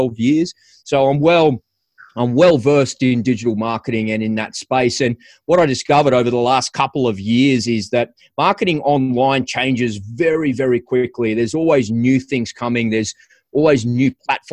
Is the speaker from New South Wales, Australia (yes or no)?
yes; Sydney, New South Wales, Australia; I'm an Aussie. I'm from Sydney, Australia.